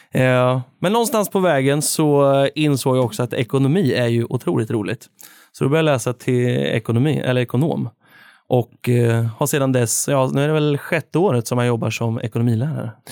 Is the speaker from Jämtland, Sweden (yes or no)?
no; Värmland, Sweden; now in Örebro, Sweden; Nu får man väl snart kalla sig för Örebroare efter tio år på, eh, på planen. Men, eh, från början så är det ju Värmland som gäller.